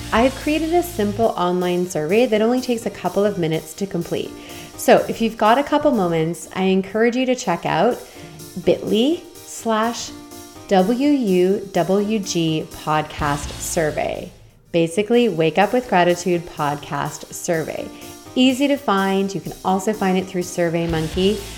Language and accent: English; Ontario, Canada; moved away as an adult; now in British Columbia, Canada; I'm from Ontario and moved to BC three years ago.